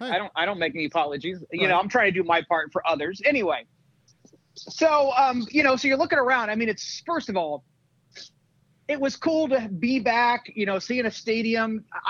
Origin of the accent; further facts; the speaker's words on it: Indiana, United States; near my hometown.